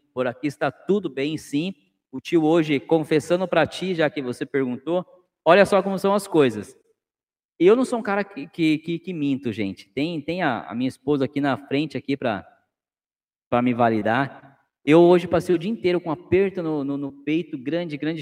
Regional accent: Cananéia, São Paulo, Brazil; now in Sorocaba, Brazil; minha terra natal tem aí de vocês, né? Como eu já disse, eu sou de Cananéia

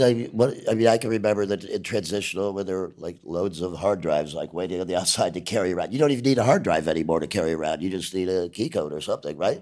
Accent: Ireland; I'm an Irish

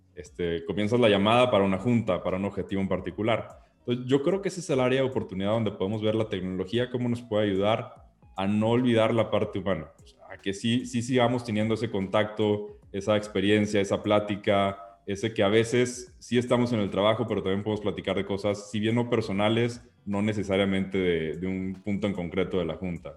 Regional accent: Mexico; como mexicanos

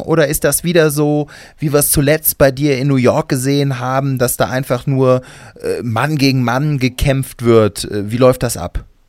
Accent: Cologne, North Rhine-Westphalia, Germany; bei uns in Köln heißt das Flönz

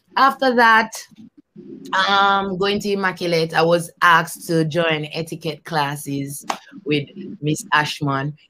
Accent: Kingston, Jamaica; I grew up in Kingston, Jamaica.

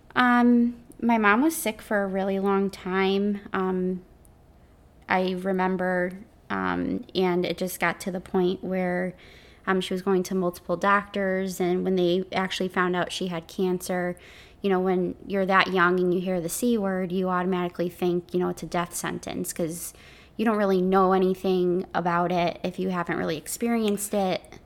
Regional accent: Connecticut, United States; I'm from Connecticut

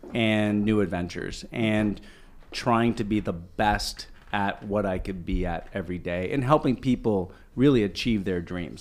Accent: Ottawa, Ontario, Canada; born or raised there; also born or lived in Toronto

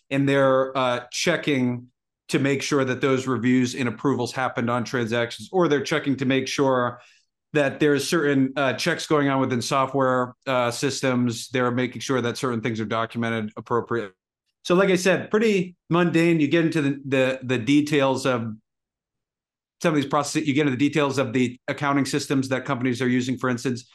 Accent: Massachusetts, United States; I grew up in Massachusetts

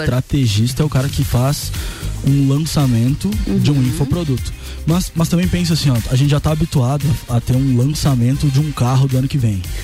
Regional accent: Rio Grande do Sul, Brazil; also born or lived in Lages; now in Florianópolis, Brazil; eu sou gaúcho, mas eu vim uhum. pra Lages, me apaixonei. Agora eu moro em Florianópolis

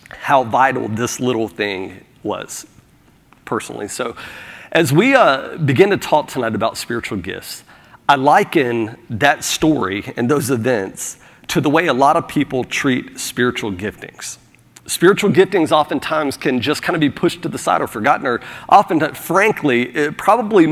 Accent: Florida, United States; now in South Carolina, United States; I'm from Florida

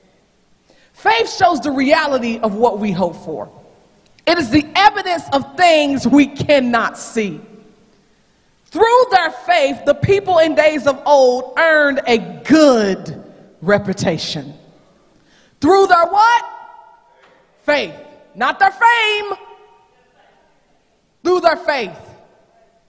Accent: Knoxville, Tennessee, United States; moved away as an adult; that's where I'm going to be in my hometown

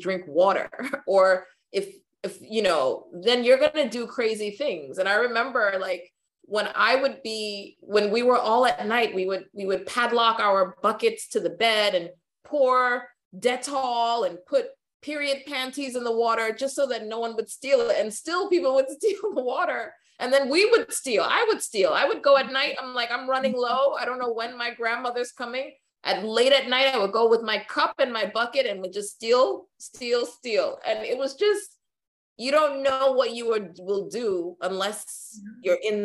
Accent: New York, United States; also born or lived in Ghana; growing up in New York

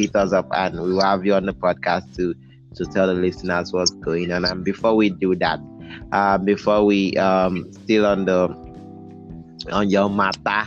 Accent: Nigeria; I'm a Nigerian

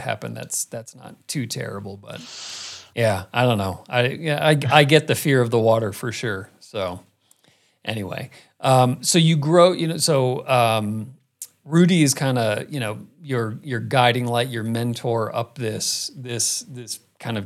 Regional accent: Phoenix, Arizona, United States; growing up in Phoenix

